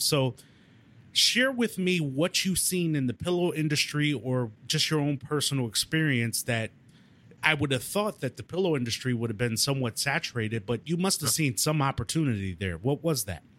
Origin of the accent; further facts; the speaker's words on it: Midwest, United States; I'm from the Midwest, just like you, not too far from you